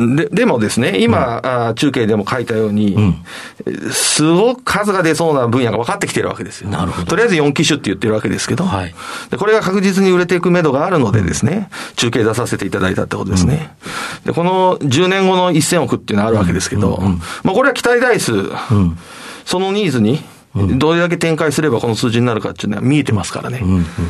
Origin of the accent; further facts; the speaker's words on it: Toyohashi, Aichi, Japan; 愛知県の豊橋市というところですね。